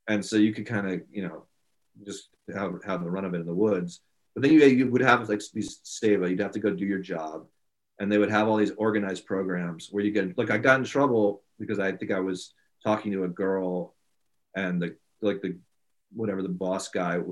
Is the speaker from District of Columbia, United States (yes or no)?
yes; Washington, District of Columbia, United States; also born or lived in India; grew up in Washington D.C.